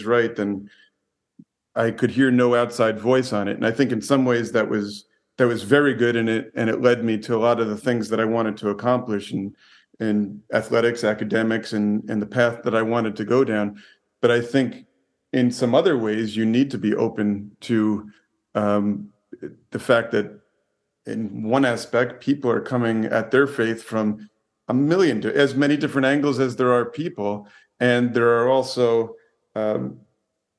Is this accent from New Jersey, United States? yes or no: yes; New Jersey, United States; moved away; also born or lived in Hollywood; I grew up in New Jersey and in a town full of tough guys in a football town